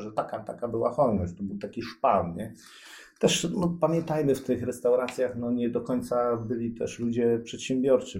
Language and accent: Polish; Koszalin, West Pomeranian Voivodeship, Poland; moved away as an adult; now in Gdańsk, Poland; jestem z Koszalina, tam się urodziłem